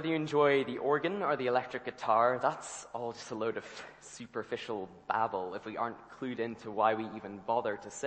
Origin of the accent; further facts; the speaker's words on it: Ireland; now in Scotland, United Kingdom; I grew up in the Republic of Ireland